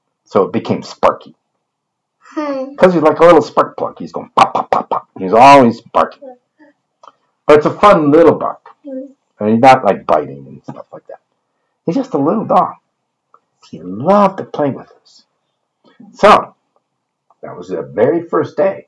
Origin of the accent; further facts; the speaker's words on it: Rochester, Michigan, United States; where I grew up in Michigan. Northport, no, that was where I vacationed. It was Rochester, Michigan.